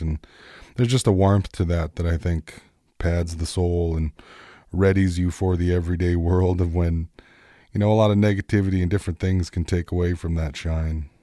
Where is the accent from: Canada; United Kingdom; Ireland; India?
Canada; Peguis, Manitoba; growing up in Peguis